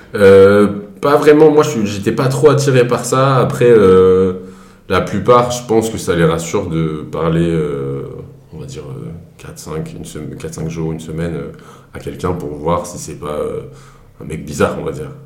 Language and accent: French; Grenoble, Auvergne-Rhône-Alpes, France; moved away as an adult; now in Paris, France; je viens de Grenoble